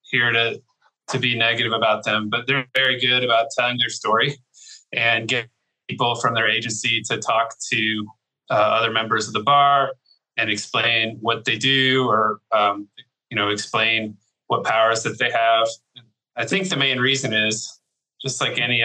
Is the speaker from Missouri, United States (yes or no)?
no; Virginia, United States; moved away as an adult; also born or lived in Houston, Texas; now in Texas, United States; Originally, I'm from Virginia